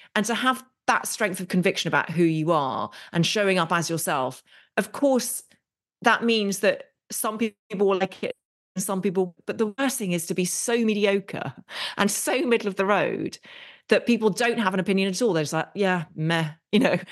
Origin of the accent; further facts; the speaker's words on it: England, United Kingdom; we're very English in many ways